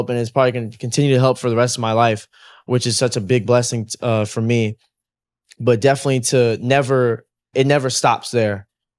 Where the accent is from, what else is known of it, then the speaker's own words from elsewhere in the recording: Atlanta, Georgia, United States; also born or lived in Los Angeles / Las Vegas; I was born in Atlanta. I lived in, raised LA, Atlanta, and then I lived in Vegas for a few years too.